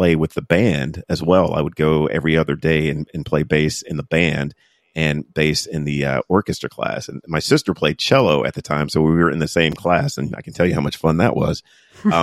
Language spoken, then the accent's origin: English; Fayetteville, North Carolina, United States; when I was growing up in Fayetteville, North Carolina